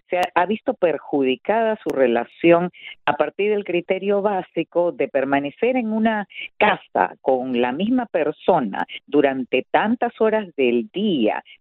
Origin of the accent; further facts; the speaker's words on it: Peru; also born or lived in Santiago de Cuba, Cuba; porque mi papá se casa con mi madre allí y cuando ya la revolución adquiere un carácter que para él muy premonitoriamente estaba siendo comunista, entonces decide ya que nos fuéramos a Perú cuando yo tenía solo